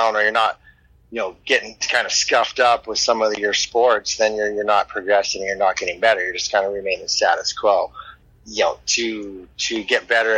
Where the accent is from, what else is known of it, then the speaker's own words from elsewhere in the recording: Alaska, United States; also born or lived in Anchorage, Alaska; I was raised in Alaska in a little native village in western Alaska with maybe 100 people.